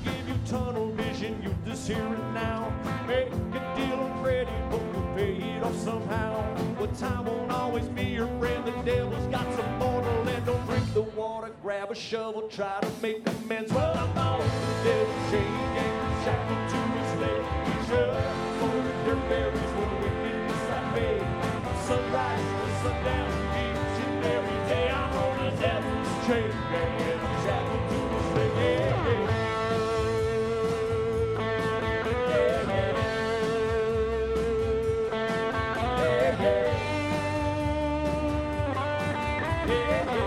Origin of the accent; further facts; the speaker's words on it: Garberville, California, United States; moved away as an adult; also born or lived in Davis; my hometown. Before I moved to Davis to go to school here many, many, many years ago, I lived up in Humboldt County, small town in southern Humboldt County